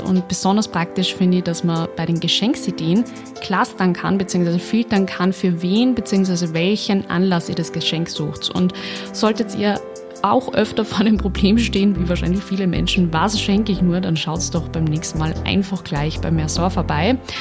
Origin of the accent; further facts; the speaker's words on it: Linz, Upper Austria, Austria; Ich komme eigentlich ja aus Linz